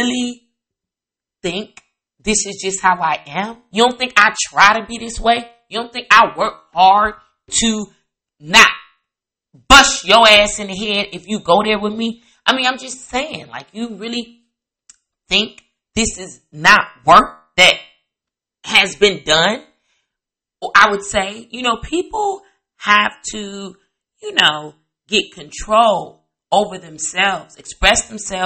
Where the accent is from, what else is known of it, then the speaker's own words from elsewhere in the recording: Chicago area, Indiana, United States; also born or lived in East Coast; I grew up in Indiana, Chicago area. Half of my life I was in Indiana, a little bit of the other half I was in the suburbs of the Chicago area.